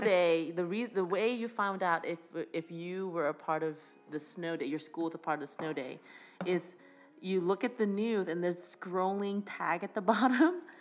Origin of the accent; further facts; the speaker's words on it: Canada; we are a British colony